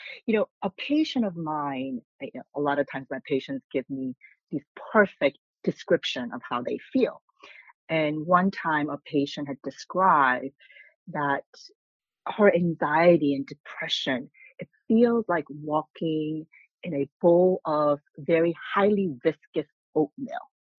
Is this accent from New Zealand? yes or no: no; South Korea; English is a second language; I grew up being exposed as a child to acupuncture and herbal tonics growing up in Korea.